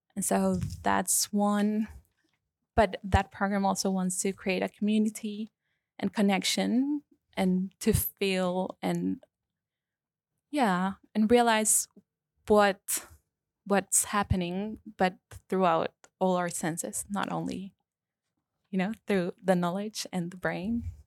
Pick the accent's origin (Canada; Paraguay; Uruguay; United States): Paraguay; moved away as an adult; now in Melbourne, Australia; I come from Paraguay, South America